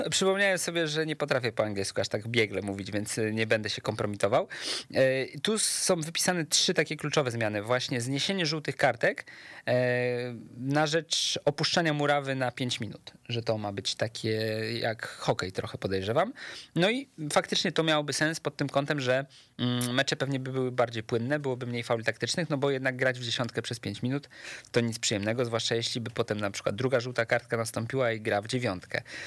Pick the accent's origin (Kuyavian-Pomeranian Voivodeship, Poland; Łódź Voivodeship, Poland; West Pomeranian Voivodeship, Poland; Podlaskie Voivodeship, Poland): Łódź Voivodeship, Poland; Łódź; jestem z Łodzi